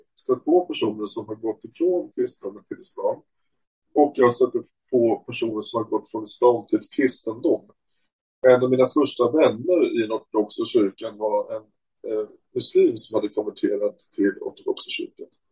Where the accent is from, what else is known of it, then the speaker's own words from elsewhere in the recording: Stockholm, Stockholm County, Sweden; jag säger Hoppholm som stockholmare